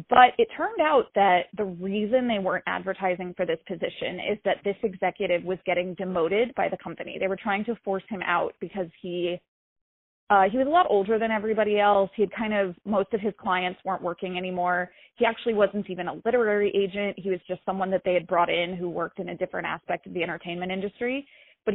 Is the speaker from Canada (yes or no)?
no; Raleigh, North Carolina, United States; moved away as an adult; also born or lived in Greensboro, North Carolina; now in New York City, United States; I grew up in North Carolina. I grew up in Raleigh